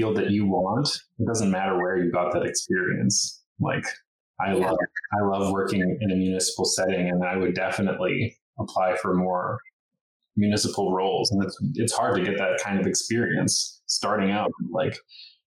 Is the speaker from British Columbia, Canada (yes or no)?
yes; Logan Lake, British Columbia, Canada; also born or lived in Kamloops; now in Nelson, Canada; I also grew up in a very small town. So I come from Logan Lake, so town of 2,000.